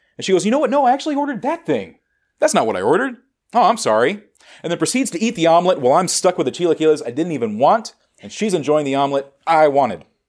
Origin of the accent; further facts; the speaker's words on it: United States; American Buddhists